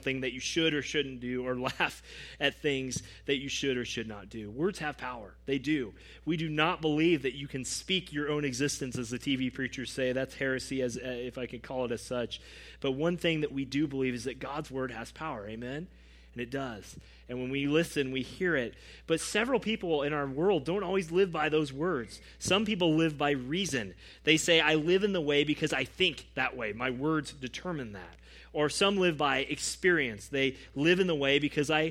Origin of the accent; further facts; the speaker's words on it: United States; as American evangelicals